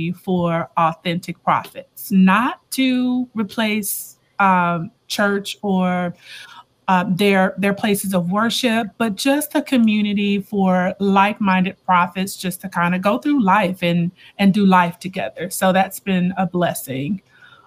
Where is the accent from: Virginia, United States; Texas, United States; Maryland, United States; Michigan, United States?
Texas, United States; Houston; moved away as an adult; also born or lived in Atlanta, Georgia; I'm originally from Houston. But lived in Atlanta for the past 20 years and recently relocated back to Houston